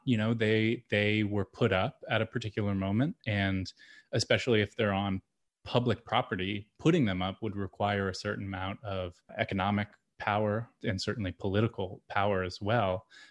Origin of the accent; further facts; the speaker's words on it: Lancaster, Pennsylvania, United States; I grew up in Lancaster, Pennsylvania